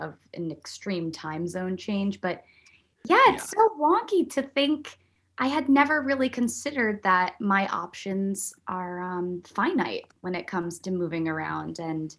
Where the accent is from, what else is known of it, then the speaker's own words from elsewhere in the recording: Buffalo, New York, United States; born there; also born or lived in Virginia / Pennsylvania; I'm not a military brat, but I was born in Buffalo, New York.